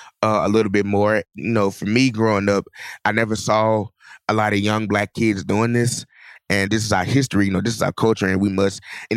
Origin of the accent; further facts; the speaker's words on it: Clarksdale, Mississippi, United States; It was pretty much a blues city. It was blues 24/7, or should I just say music altogether.